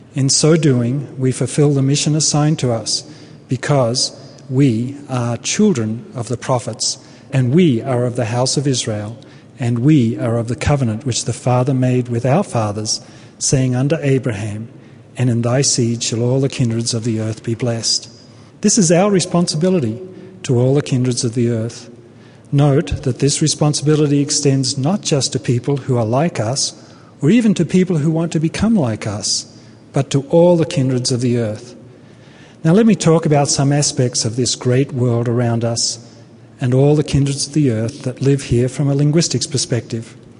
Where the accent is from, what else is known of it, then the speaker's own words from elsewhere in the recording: Australia; moved away as an adult; also born or lived in Brisbane, Australia; now in United States; I come from Australia